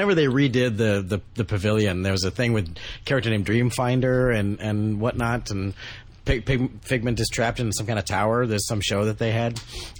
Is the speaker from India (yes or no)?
no; United Kingdom; We're British. We're used to this kind of shit.